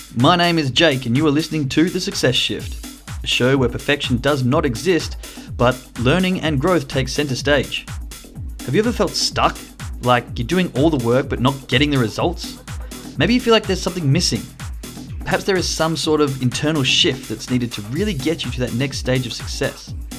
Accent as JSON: {"language": "English", "town": "Perth", "region": "Western Australia", "country": "Australia", "tie": "born or raised there", "said": "especially for those of you that know what it's like growing up in Perth. We do like a good beer and a good party."}